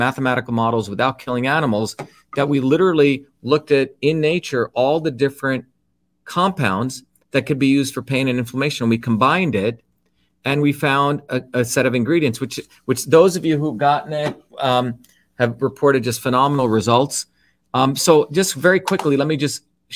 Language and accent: English; India; traditional cultures, like what I grew up in India